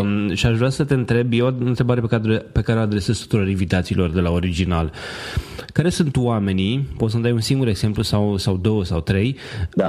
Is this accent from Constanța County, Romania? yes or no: yes; Constanța, Constanța County, Romania; Eu sunt din Constanța